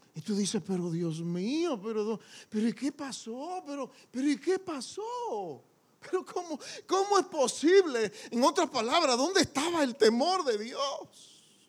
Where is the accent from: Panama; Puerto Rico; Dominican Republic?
Dominican Republic; como decimos en buen dominicano